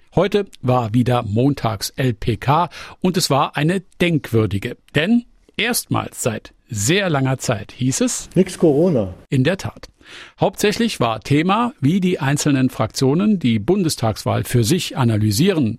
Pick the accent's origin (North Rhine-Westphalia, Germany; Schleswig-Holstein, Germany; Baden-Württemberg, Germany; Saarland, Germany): Saarland, Germany; mich als Saarländer